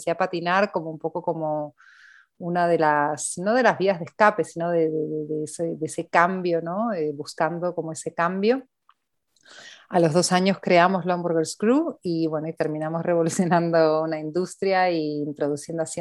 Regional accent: Argentina; accent: Argentine; now in Spain; empecé a cambiar el acento de vuelta a hablar en argentino. Entonces ahora me quedé como en esta mezcla argentino-español, pero en España creen que soy argentina y en Argentina creen que soy española

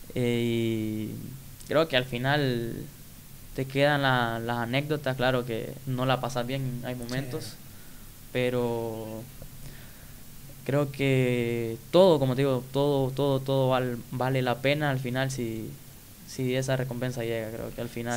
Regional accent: Quimistán, Santa Bárbara, Honduras; soy de Quimistán, Santa Bárbara, creo que ahí di mis primeros inicios en el, fútbol, como niño

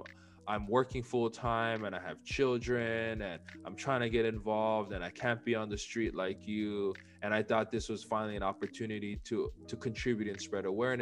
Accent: Hawaii, United States; we're both from Hawaii

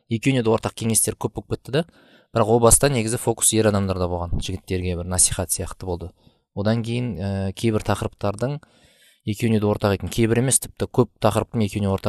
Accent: Almaty, Kazakhstan; ә, алматы қаласында туғам туып өскен

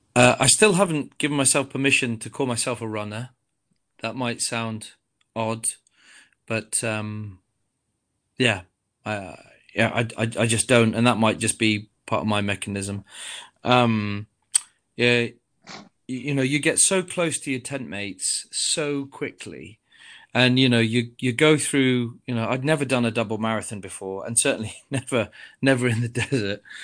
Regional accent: Coventry, West Midlands, United Kingdom; I come from Coventry

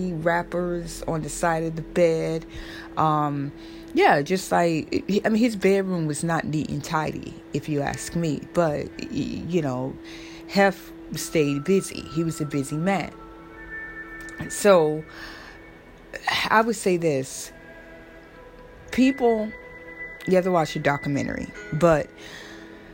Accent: Florida, United States; now in New York, United States; I'm from Florida, but I live in New York right now

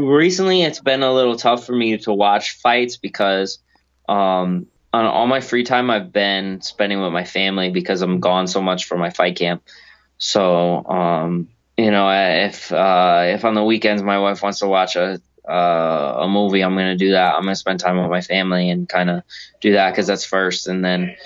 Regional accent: Connecticut, United States; You come to Connecticut, you come to my hometown

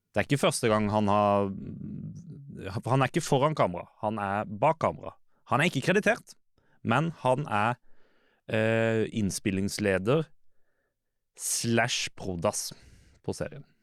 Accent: Lillesand, Agder, Norway; jeg er fra Lillesand

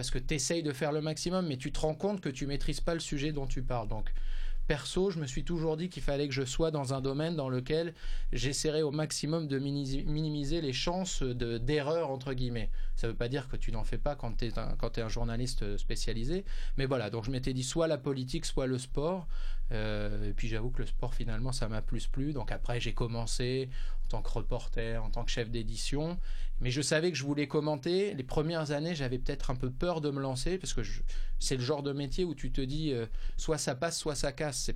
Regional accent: Hauts-de-France, France; je suis originaire du Nord

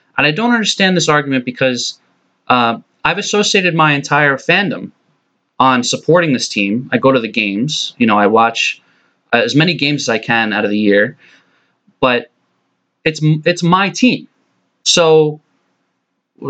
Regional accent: New York, United States; I was born in New York, raised in New York. I live in New York

